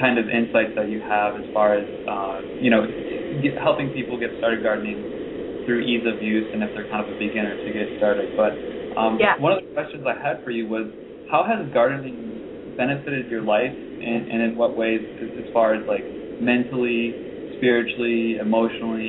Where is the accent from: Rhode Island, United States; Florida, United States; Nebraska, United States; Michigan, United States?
Michigan, United States; Grand Rapids; moved away; I'm from Grand Rapids, Michigan originally.